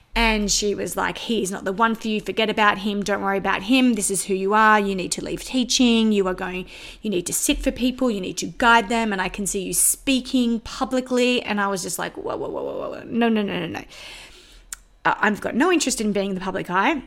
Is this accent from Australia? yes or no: yes; Sydney, New South Wales, Australia; accent: Australian; moved away; I was born and bred in Sydney in the northwest suburbs.